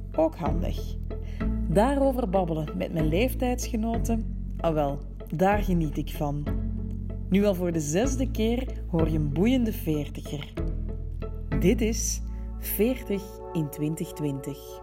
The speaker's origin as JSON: {"language": "Dutch", "town": "Antwerp", "region": "Flanders", "country": "Belgium", "tie": "born or raised there", "also_born_or_lived": "Brussels", "moved": "as an adult", "lives_now": "Marrakesh, Morocco", "said": "ook al ben ik geboren en getogen Antwerpenaar, ik voel me een Brusselaar"}